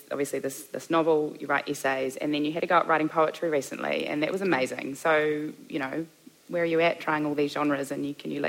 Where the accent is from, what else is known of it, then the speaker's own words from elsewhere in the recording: Auckland, New Zealand; I'm from Auckland.